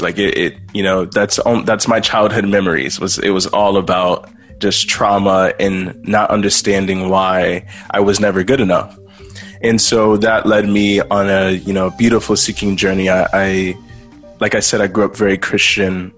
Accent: Texas, United States; also born or lived in Louisiana; I was born in Louisiana, but grew up mostly in Texas.

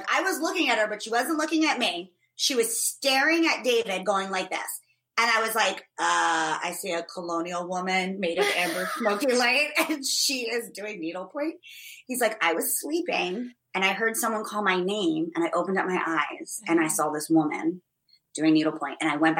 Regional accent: Ireland; And I'm Irish, so it takes a lot more than one glass of wine to even make a dent in this lady's constitution.

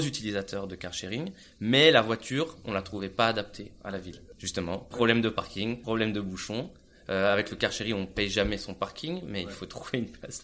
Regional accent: France; moved away as an adult; also born or lived in Grenoble / Munich, Germany; now in Barcelona, Spain

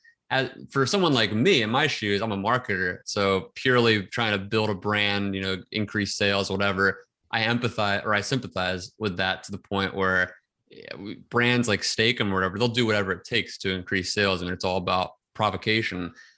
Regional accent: outside Philadelphia, Pennsylvania, United States; I grew up like right outside Philadelphia.

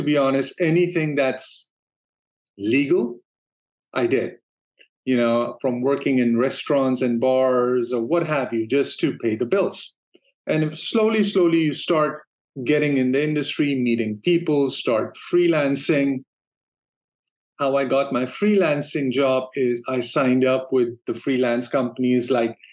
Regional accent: Denmark; moved away as an adult; also born or lived in San Francisco, United States; now in Los Angeles, United States; I'm originally from Denmark, and my wife and I, we decided to move to the U.S. back in 96.

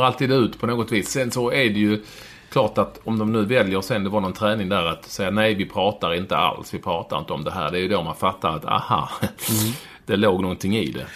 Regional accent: Malmö, Skåne, Sweden; now in Bromma, Sweden; jag växte upp på, Lindängen eller Vårsången i Malmö

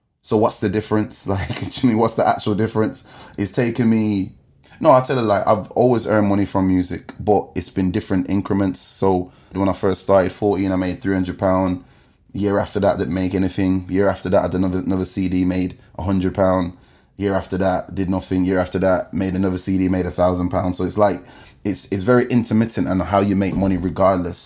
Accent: Wolverhampton, West Midlands, United Kingdom; moved away as an adult; now in London, United Kingdom; I grew up in Dunstall.

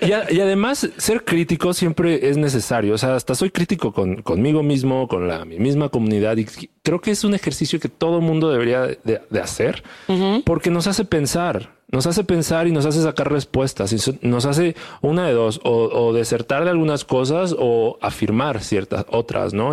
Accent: Chiapas, Mexico; soy del sur, soy de Chiapas, este, me siento orgulloso de, dónde vengo

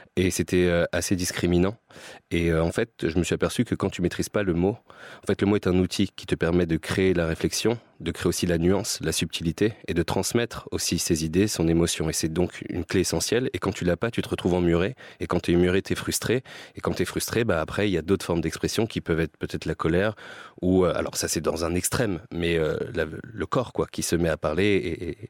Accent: Aubervilliers, Île-de-France, France; J'ai grandi euh, euh, à Aubervilliers mhm. dans le 93

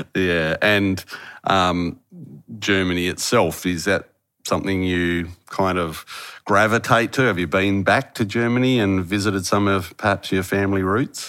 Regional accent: Harvey, Western Australia, Australia; moved away as an adult; my hometown is a little place called Harvey. Haven't lived there for nearly thirty years

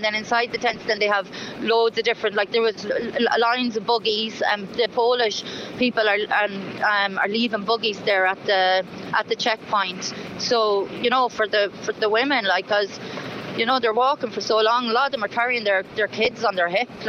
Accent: Ireland; I'm Irish

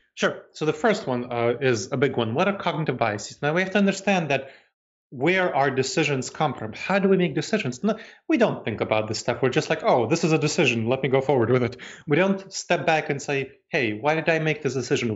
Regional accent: New York City, New York, United States; moved away; also born or lived in Moldova / Massachusetts, United States / North Carolina, United States / Ohio, United States; I grew up in New York City, and that was kind of my home.

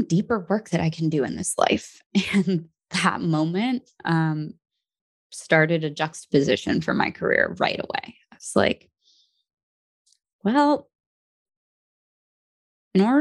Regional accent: New Jersey, United States; also born or lived in Brooklyn, New York; I'm from New Jersey, but I was born in Brooklyn and my family still lives there and in New Jersey

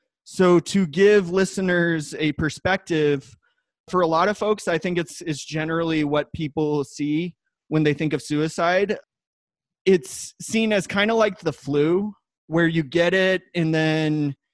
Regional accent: Wheat Ridge, Colorado, United States; also born or lived in Iowa / Denver, Colorado; I am from Wheat Ridge, Colorado

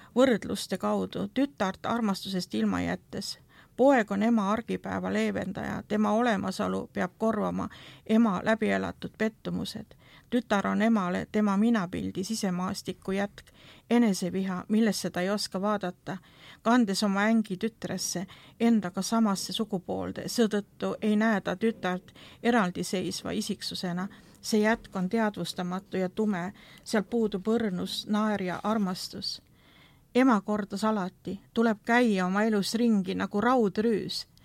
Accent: Estonia; see ühiskond, kuhu minagi sündisin või see Nõukogude ühiskond

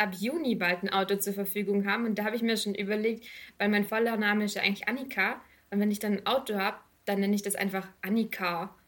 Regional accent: Rottweil, Baden-Württemberg, Germany; Ich komme ursprünglich aus Rottweil.

